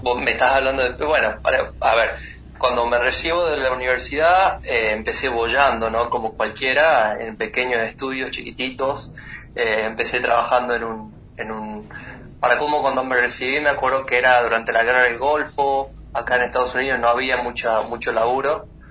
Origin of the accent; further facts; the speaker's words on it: San Miguel de Tucumán, Tucumán, Argentina; moved away as an adult; also born or lived in Florida, United States; now in United States; yo soy de San Miguel de Tucumán, que es una provincia muy chiquita